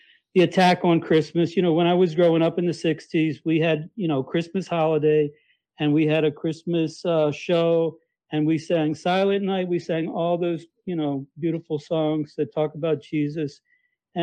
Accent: Baltimore, Maryland, United States; I grew up in Baltimore.

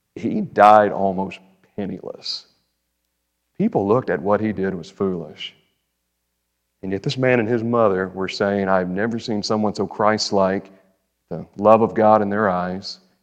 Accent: Bowling Green, United States; I'm from Bowling Green.

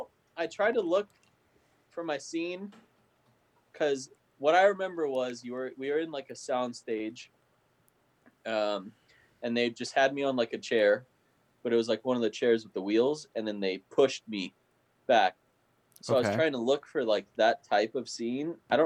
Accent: Los Angeles, California, United States; So I grew up in Los Angeles.

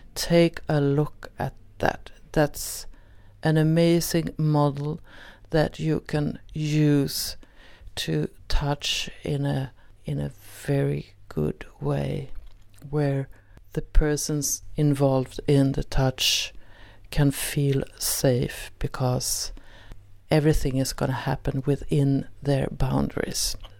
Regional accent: Sweden; first language Swedish; English is a second language; in Swedish since it's my mother tongue

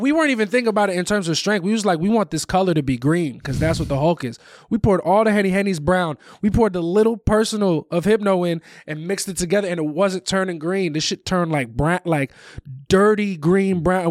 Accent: Valley Stream, New York, United States; moved away; The town that I'm from, I'm from Valley Stream. It's on the border of Queens and Long Island.

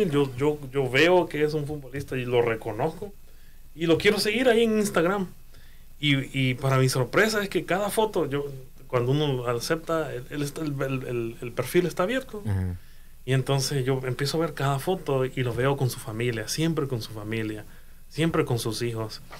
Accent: Honduras; Yo, quiero compartir algo también. Eh, yo, yo nací, crecí en Honduras y crecí viendo a jugadores jugador de fútbol, ¿verdad?

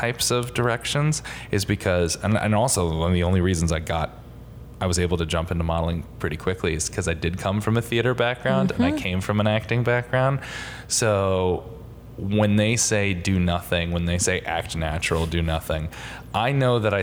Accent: Connecticut, United States; I am from Connecticut

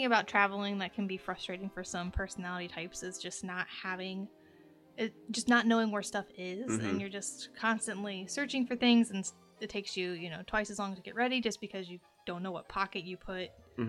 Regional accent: Ohio, United States; we're from Ohio.

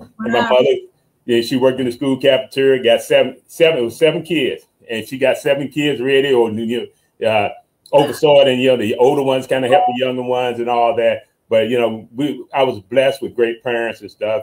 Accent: Hampton, Virginia, United States; moved away; also born or lived in Murfreesboro, North Carolina / South Florida; I grew up in Hampton, Virginia.

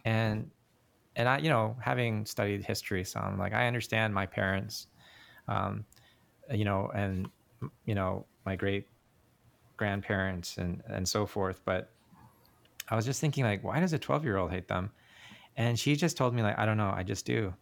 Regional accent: Canada; moved away; I was born in Canada, so I'm Korean Canadian.

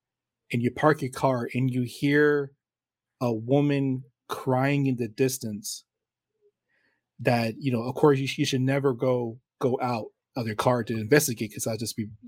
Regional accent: San Antonio, Texas, United States; also born or lived in Poteet; You know, because I grew up in San Antonio and Poteet.

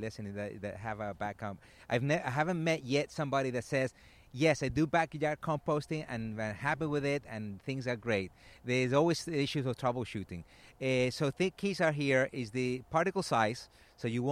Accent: Venezuela; moved away as an adult; I come from Venezuela

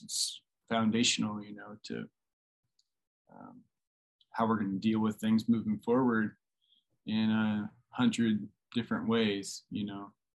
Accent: Oklahoma, United States; I'm from Oklahoma

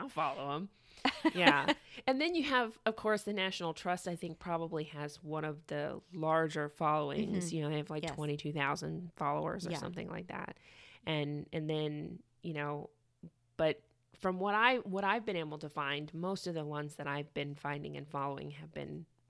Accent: Atlanta, Georgia, United States; And I'm from originally from Atlanta.

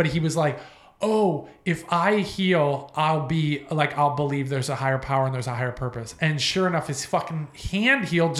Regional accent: East Coast, United States; moved away as an adult; now in California, United States; So I've been in California for about 10 years now. Yeah. I never realized how popular … was because I'm from the East Coast.

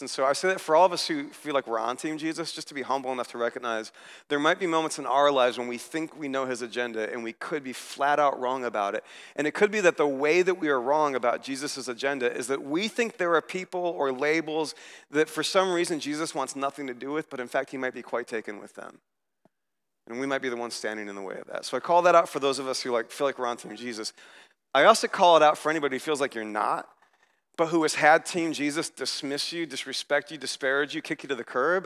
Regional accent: United States; I was here as an American

